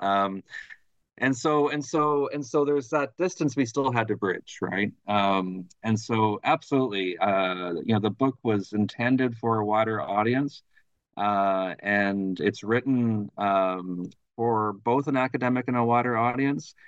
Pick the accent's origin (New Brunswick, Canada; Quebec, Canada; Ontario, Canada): Ontario, Canada; Thunder Bay; moved away as an adult; also born or lived in Ottawa; now in Montreal, Canada; I'm originally from Thunder Bay, Ontario, which is right on, on the north shore of Lake Superior